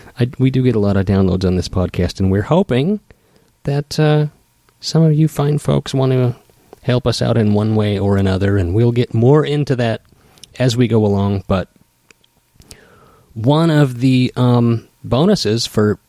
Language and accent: English; Idaho, United States; moved away as an adult; now in Seattle, United States; we're both from Idaho. We're going to move back.